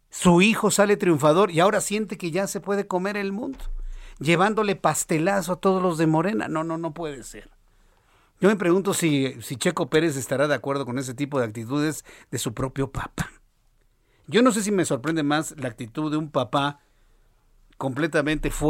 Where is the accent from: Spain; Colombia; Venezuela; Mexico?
Mexico